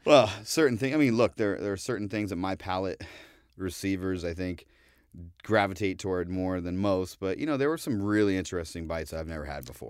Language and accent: English; Ohio, United States; now in New York, United States; coming from the Midwest, you know, I'm from Ohio